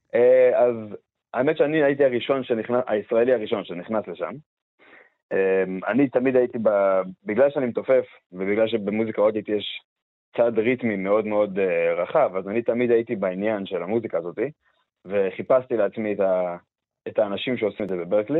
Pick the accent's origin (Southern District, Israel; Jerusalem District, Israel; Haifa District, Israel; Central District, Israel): Southern District, Israel; Beersheba; moved away; אני מבאר שבע במקור